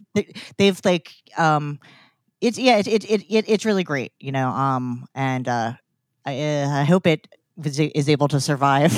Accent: New Jersey, United States; I grew, I grew up in Jersey

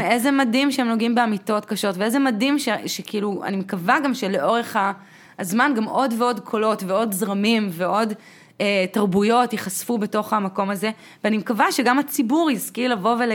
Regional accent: Shoham, Central District, Israel; אני לא יודעת, אני גדלתי בשוהם, אין אצלנו דברים.

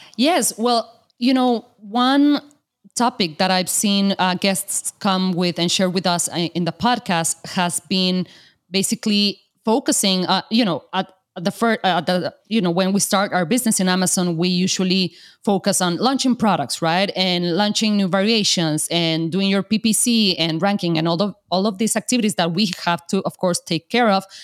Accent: Mexico; I'm from Mexico. And of course, there are a ton of artisans here in Mexico

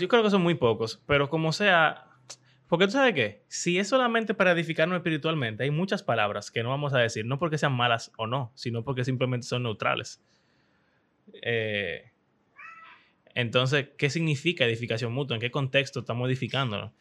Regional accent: Dominican Republic; Eso es como, como un dominicano cualquiera

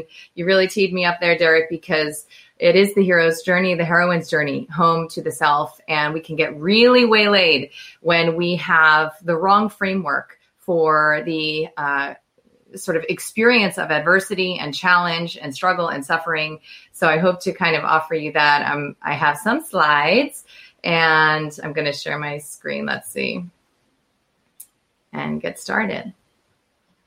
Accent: United States; I'm American

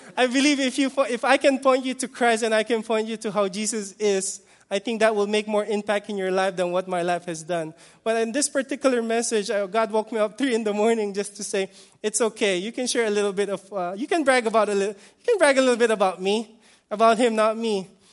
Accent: Philippines; I'm, I'm Filipino

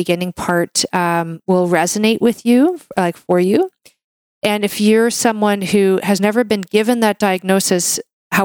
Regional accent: Canada; I'm a Canadian medical doctor

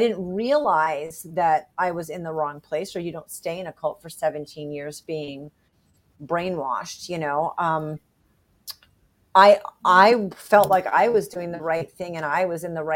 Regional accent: Rhode Island, United States; moved away; I did fly back to where I grew up in Rhode Island 21 years ago

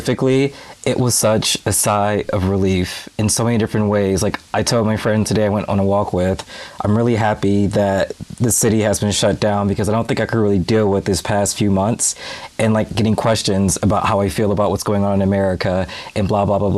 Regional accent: United States; moved away as an adult; now in United Kingdom; being an American

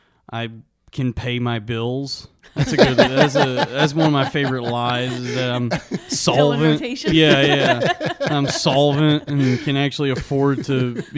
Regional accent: Springtown, Texas, United States; A little town called Springtown, Texas.

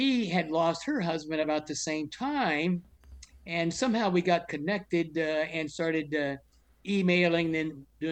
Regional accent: Hughes Springs, Texas, United States; also born or lived in Dallas, Texas; I was born in Dallas, Texas, the firstborn of five sons. From the second grade on, after the World War II ended, I grew up in Hughes Springs, Texas, which is a little town in northeast Texas

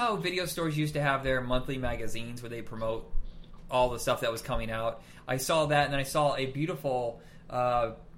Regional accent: Indiana, United States; I grew up in Indiana and we're very mainstream there

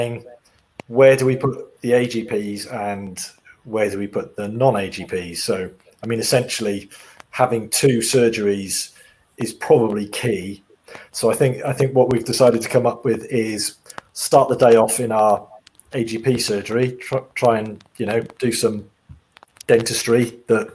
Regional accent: Cardiff, Wales, United Kingdom; also born or lived in Harpenden, Hertfordshire / Birmingham; now in England; I was born in Cardiff

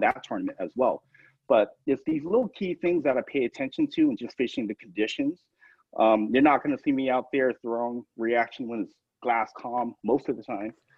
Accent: Tucson, Arizona, United States; growing up in Tucson where the limit's only three

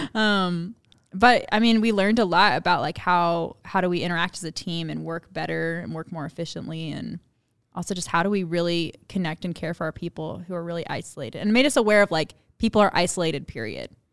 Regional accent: Memphis, Tennessee, United States; moved away; I grew up in Memphis, Tennessee.

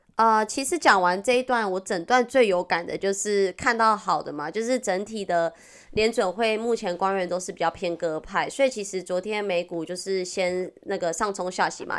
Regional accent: Taiwan; accent: Taiwanese Mandarin; 我是台湾国语界最正的唱妞

